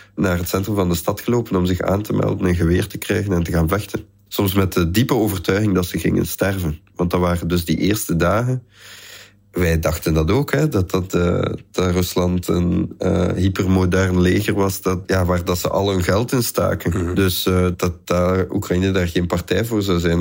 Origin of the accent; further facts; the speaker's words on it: Flanders, Belgium; bij ons in Vlaanderen